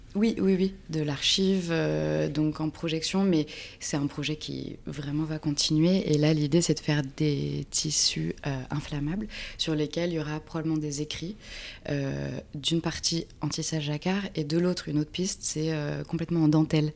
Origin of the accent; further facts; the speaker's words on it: Reims, Grand Est, France; moved away as an adult; also born or lived in Paris / Pyrenees; now in Creuse, France; je viens de Reims, de Champagne-Ardenne